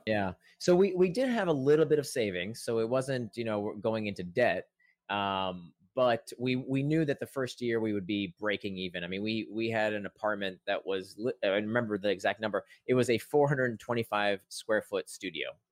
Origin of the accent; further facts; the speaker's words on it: Central Florida, United States; as a kid, I grew up in Central Florida